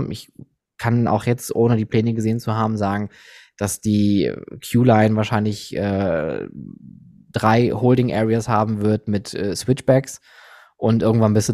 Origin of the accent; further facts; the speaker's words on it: Germany; als Deutscher sagen wir Ocker